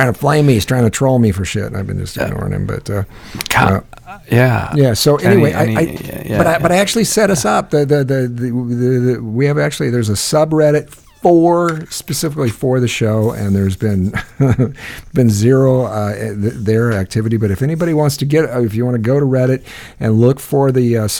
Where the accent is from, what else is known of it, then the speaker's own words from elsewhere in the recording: Northwest Iowa near Sioux City, United States; I grew up in Northwest Iowa near Sioux City, Iowa